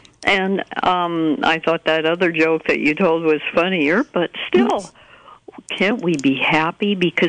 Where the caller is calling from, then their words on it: Fort Bragg, California, United States; I'm calling from Fort Bragg